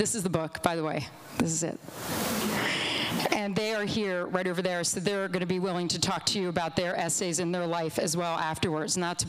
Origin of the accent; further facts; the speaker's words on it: Olney, Maryland, United States; and I was raised in Olney, Maryland.